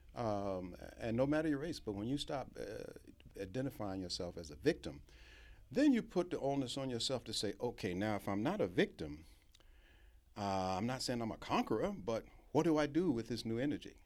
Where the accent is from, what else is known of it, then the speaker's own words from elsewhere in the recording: Norfolk, Virginia, United States; I grew up in Hampton Roads in Norfolk, Virginia, went to segregated schools all my, all my life